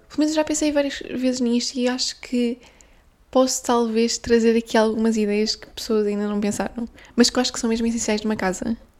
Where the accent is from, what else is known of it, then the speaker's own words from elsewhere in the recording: Guimarães, Norte, Portugal; eu sou de Guimarães, eu nasci e fui criada em Guimarães, que é a minha terra